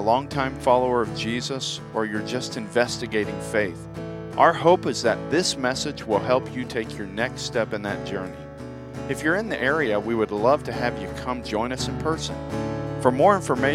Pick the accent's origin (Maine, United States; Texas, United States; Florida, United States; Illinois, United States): Florida, United States; Tampa; moved away as an adult; also born or lived in upstate New York; now in Marysville area, United States; I grew up in Tampa.